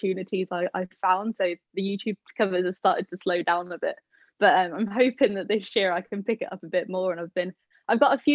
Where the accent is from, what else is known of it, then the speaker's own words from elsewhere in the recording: Birmingham, West Midlands, United Kingdom; I am from Birmingham, so it was a long travel